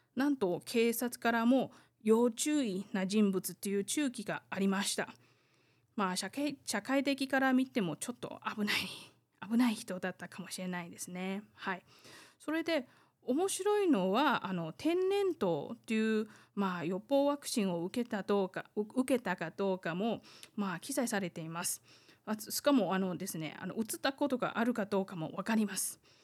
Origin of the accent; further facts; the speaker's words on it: Taiwan; 台湾生まれ台湾育ち